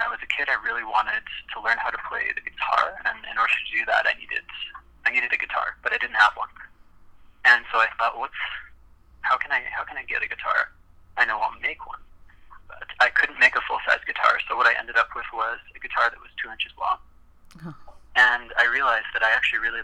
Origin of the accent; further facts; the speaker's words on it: Regina, Saskatchewan, Canada; moved away as an adult; also born or lived in Calgary, Alberta; I was born and raised in Regina, Saskatchewan, and moved to Calgary, Alberta, to attend university